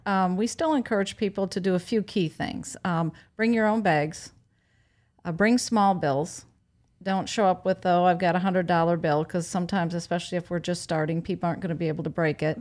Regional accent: Wisconsin, United States; moved away as an adult; now in Sanibel, United States; I'm from Wisconsin

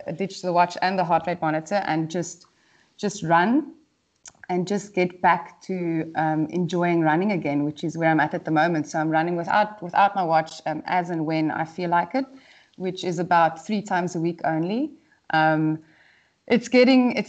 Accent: South Africa; moved away as an adult; also born or lived in Great Britain; now in United Kingdom; moving overseas and not being able to run as a South African

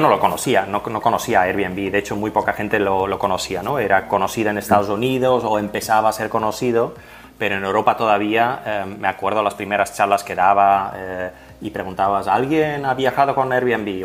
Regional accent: Flanders, Belgium; first language Dutch (Flemish); Spanish is a second language; moved away as an adult; now in Barcelona, Spain; Yo vengo de Bélgica, pero del, del, lado norte, o sea que mi idioma materno es el holandés o el flamenco

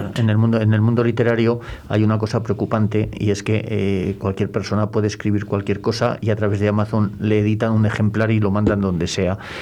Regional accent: Valladolid, Castile and León, Spain; Yo tenía 16 años, estaba haciendo segundo de BUP en el Instituto de la Rondilla

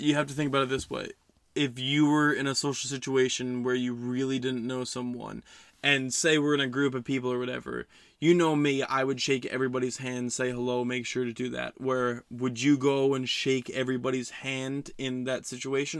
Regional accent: West Milford, New Jersey, United States; my hometown of West Milford

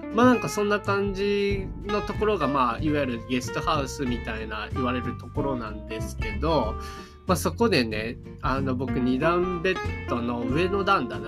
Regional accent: Japan; 僕が、I'm from Japan 言うたら

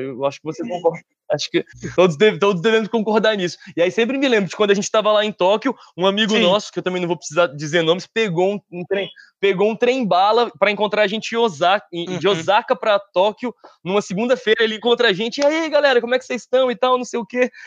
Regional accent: Brasília, Federal District, Brazil; Sou brasiliense

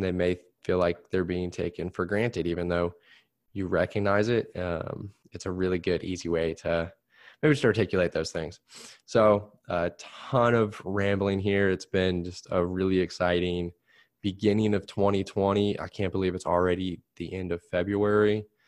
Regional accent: Plainfield, United States; I'm working in Plain Field now

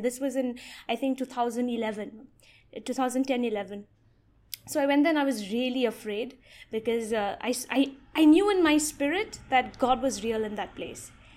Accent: Meghalaya, India; I've been born and brought up in the state of Meghalaya

